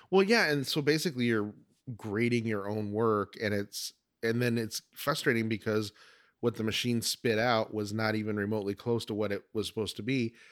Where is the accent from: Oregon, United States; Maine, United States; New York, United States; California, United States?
Oregon, United States; moved away as an adult; now in Arizona, United States; I was originally from Oregon, and moved to Arizona in ninety-eight